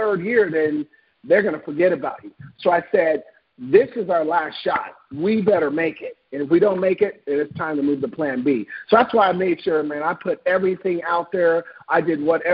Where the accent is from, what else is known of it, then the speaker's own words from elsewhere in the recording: Portland, Oregon, United States; I'm originally from Portland, Oregon